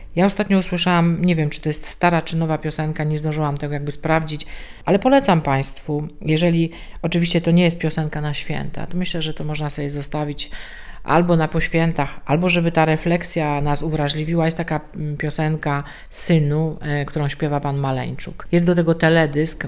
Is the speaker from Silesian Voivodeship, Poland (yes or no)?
yes; Częstochowa, Silesian Voivodeship, Poland; u nas w Częstochowie